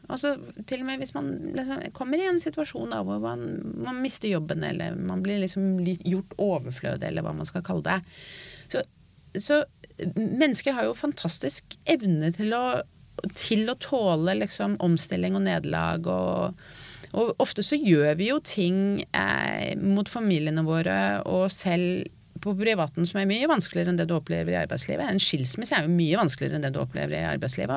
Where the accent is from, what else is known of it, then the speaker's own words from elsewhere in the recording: Norway; jeg er norsk